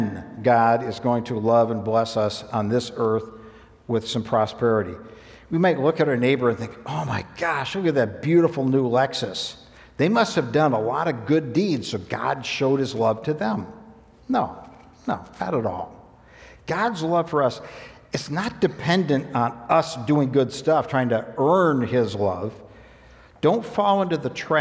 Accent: United States; my status as an American who was wealthy

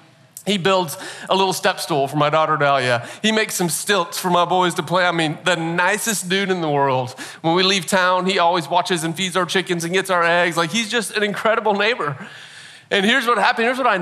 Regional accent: Nashville, Tennessee, United States; born there; I'm not from Nashville originally. I've lived in Nashville now. I was, weird story, born here, but then never lived here until about 8 years ago and moved to Nashville.

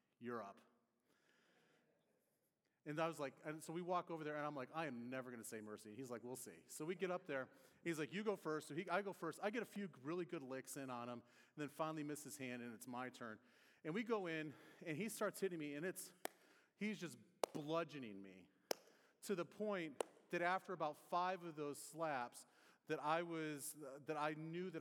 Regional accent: near the Detroit area, Michigan, United States; now in Indiana, United States; I grew up near the Detroit area

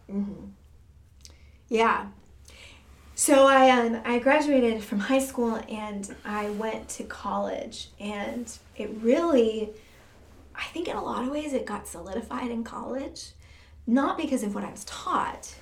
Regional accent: Michigan, United States; I was born in Michigan

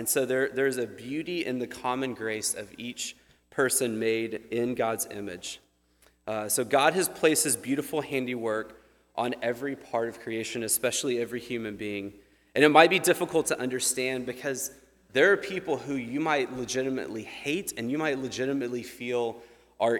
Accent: United States; we as American people

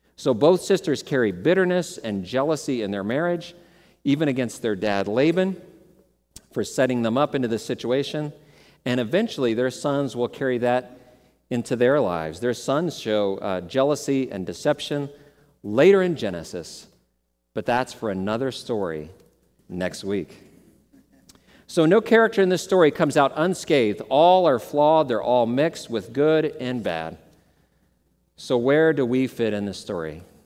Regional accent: Dallas, Texas, United States; I grew up in Dallas, Texas

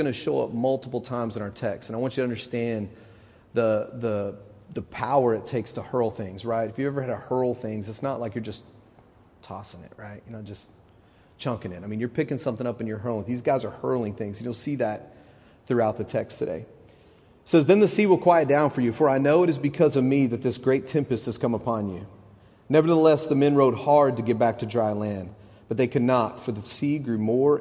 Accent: Texas, United States; moved away as an adult; now in Knoxville, United States; When we moved to Knoxville, we're from Texas, and we've only been here a couple months

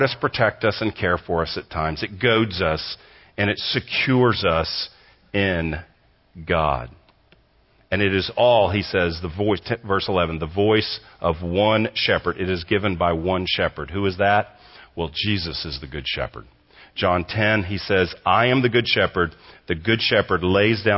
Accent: Texas, United States; moved away as an adult; also born or lived in Southern California; from Texas, grew up here, I'm a Texan

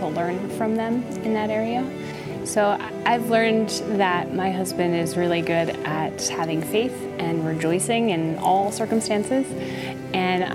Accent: Connecticut, United States; I grew up in Connecticut

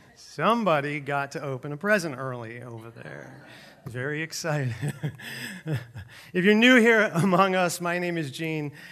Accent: New York, United States; moved away; I grew up in New York where we have real food

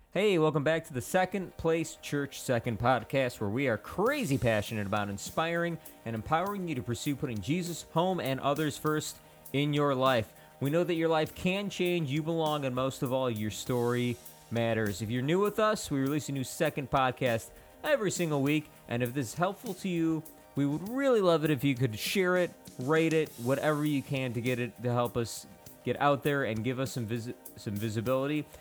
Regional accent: Palos, Illinois, United States; I grew up in Palos Altos

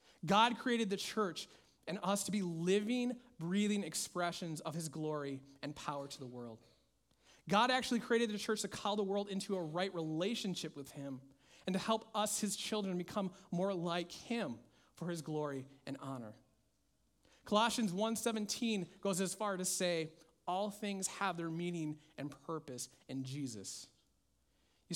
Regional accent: Minnesota, United States; my home state of Minnesota

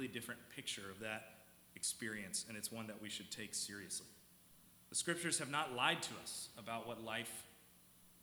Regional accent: South Carolina, United States; moved away; When I was back in South Carolina, I'm from South Carolina.

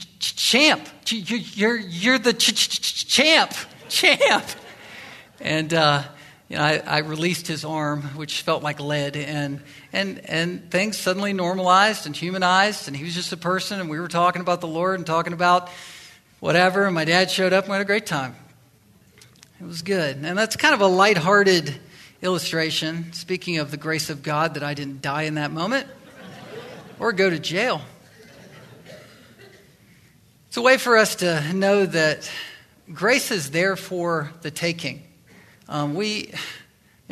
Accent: Virginia, United States; I'm from Virginia, that area

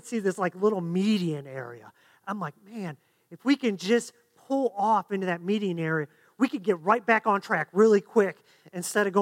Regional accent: Ohio, United States; born and raised in Ohio

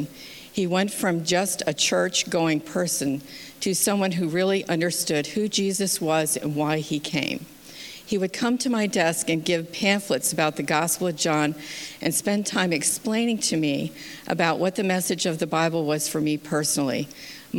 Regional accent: Massachusetts, United States; also born or lived in Schenectady, New York; I was born in 1953 in Schenectady, New York, and raised mostly in Massachusetts.

